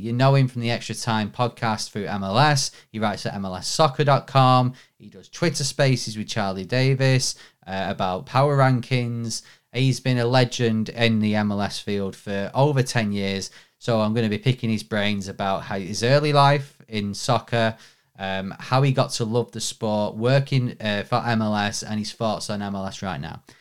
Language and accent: English; Manchester, North West England, United Kingdom; I'm from Manchester, I live in Manchester